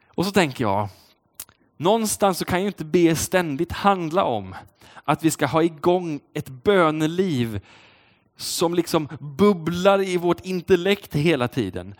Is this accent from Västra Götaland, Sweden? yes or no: yes; Uddevalla, Västra Götaland, Sweden; Uddevalla där jag kommer ifrån